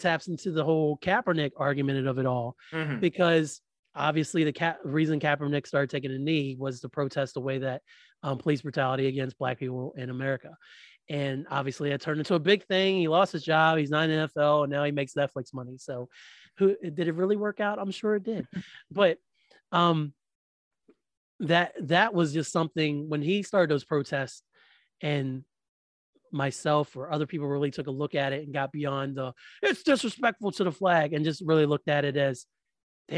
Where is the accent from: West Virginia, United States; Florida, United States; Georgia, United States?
West Virginia, United States; I was born in Virginia. I was raised in West Virginia.